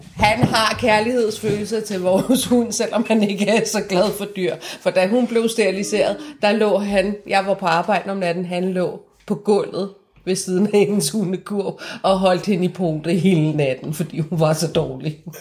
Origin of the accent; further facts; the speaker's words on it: Iran; now in Denmark; mig som iraner